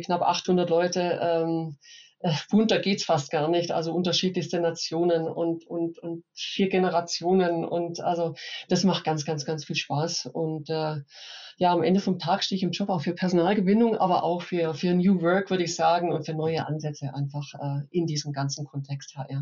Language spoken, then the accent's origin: German; Upper Swabia, Baden-Württemberg, Germany; now in Munich, Germany; bin äh, Schwäbin, nee, ich muss äh, korrekt sagen, Oberschwäbin